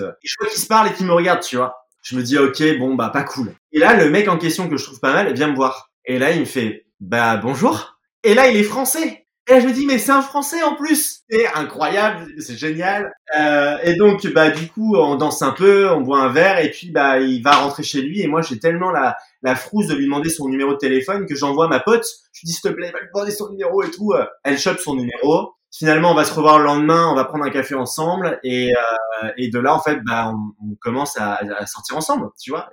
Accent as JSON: {"language": "French", "country": "France", "moved": "as an adult", "said": "nous on est français"}